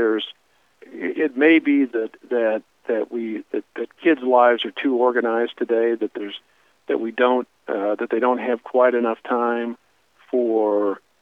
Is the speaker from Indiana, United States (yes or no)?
yes; Fort Wayne, Indiana, United States; moved away as an adult; now in Columbus; Growing up in Fort Wayne, Indiana, which is where I was born